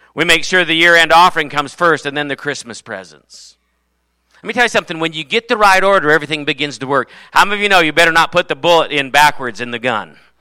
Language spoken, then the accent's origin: English; United States; I am not a Norwegian American, I am an American